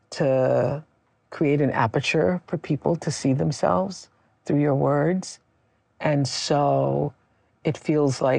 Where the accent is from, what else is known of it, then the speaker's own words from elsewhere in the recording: Mississippi, United States; moved away; You know, we're both from Mississippi.